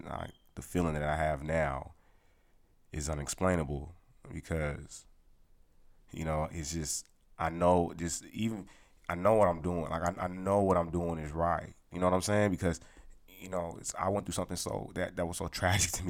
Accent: California, United States; moved away; I'm from California

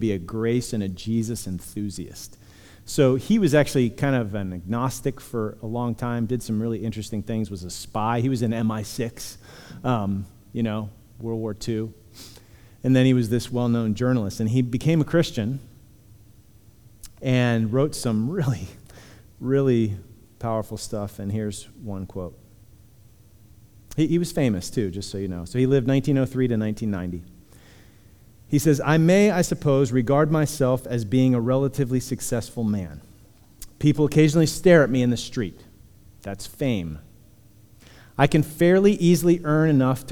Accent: Punxsutawney, Pennsylvania, United States; I come from Punxsutawney. So love my people

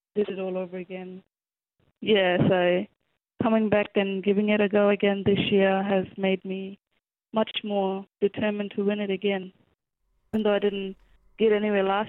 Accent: Wangkatjungka, Western Australia, Australia; I grew up in Wangkijunga community, sorry about the misinformation, but I grew up in Wangkijunga, but I now work at Urimalay

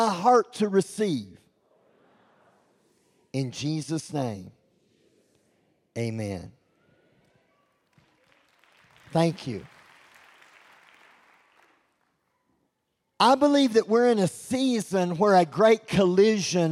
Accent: Texas, United States; I'm from Texas, and I'm loud

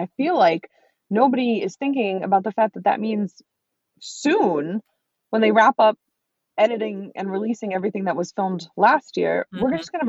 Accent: Southeastern New England, United States; And I am from Southeastern New England.

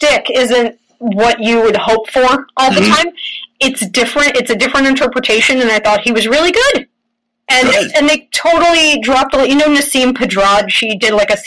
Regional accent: New York, United States; I'm a New Yorker.

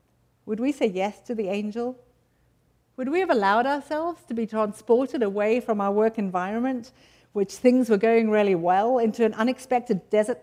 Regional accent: United Kingdom; now in United States; Sometimes I feel a bit strange being British amongst a lot of Americans

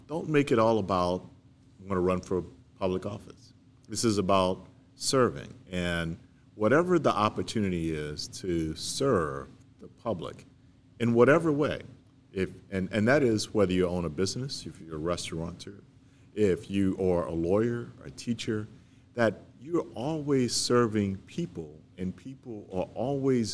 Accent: St. Landry Parish, Louisiana, United States; also born or lived in Baton Rouge; I grew up in St. Landry Parish, and but I lived in Baton Rouge for such a long time

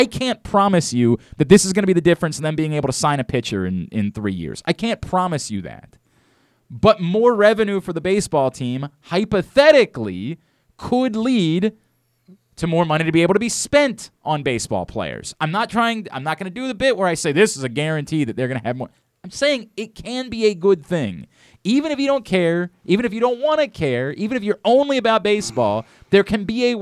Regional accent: Baltimore, Maryland, United States; my hometown

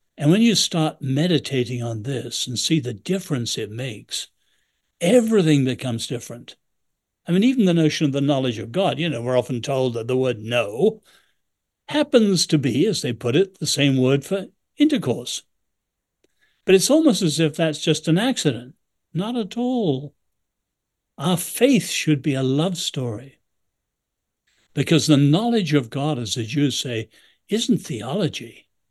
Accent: England, United Kingdom; now in United States; I'm a great admirer of this country, I'm still English

